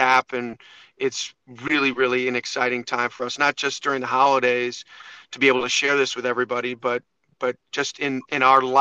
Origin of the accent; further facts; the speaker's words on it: Chicago, Illinois, United States; also born or lived in Ohio / Costa Rica; I grew up in the Chicagoland area